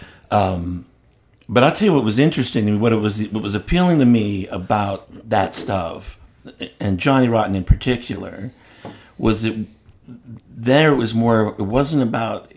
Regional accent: Philadelphia, Pennsylvania, United States; now in Chattanooga, United States; I grew up in Philadelphia where we have an unwarranted sense of confidence.

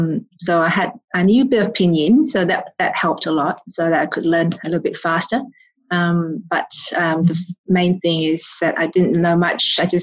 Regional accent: Australia; descent, but my family moved to Australia, so we never really spoke Chinese at home. So my English is my native language

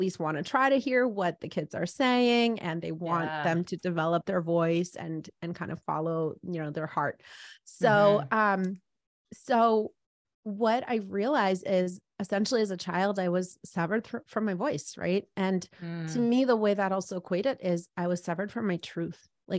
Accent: East Coast, United States; But I guess I was thinking, I grew up on the East Coast.

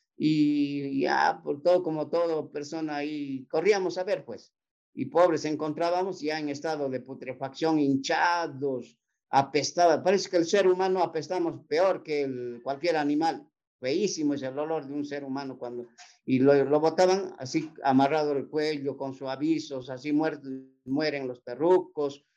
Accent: Ayacucho, Peru; casi todo lo que somos guamanguinos nomás, ayacuchanos, guamanguinos más que nada

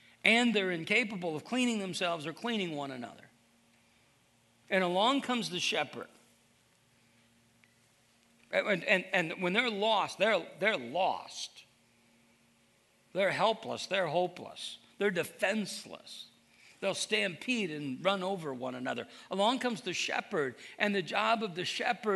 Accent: Iowa, United States; I'm from Iowa

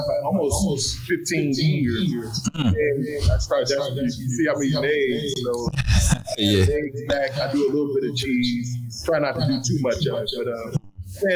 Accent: Chicago, Illinois, United States; now in Texas, United States; I'm originally from Chicago

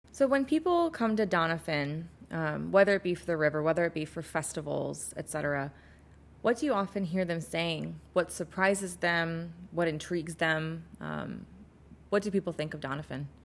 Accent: St. Louis, Missouri, United States; I'm from Saint Louis.

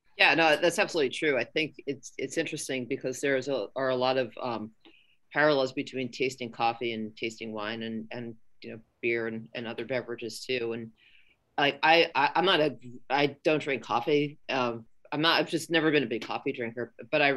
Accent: New York City, New York, United States; moved away as an adult; now in San Francisco Bay Area, United States; I'm a New Yorker

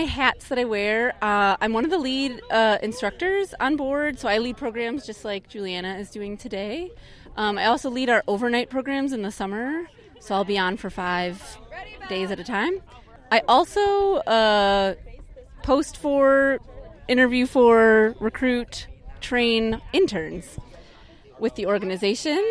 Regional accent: Milwaukee, Wisconsin, United States; I'm from Milwaukee, Wisconsin originally, so I have a strong connection to the Great Lakes

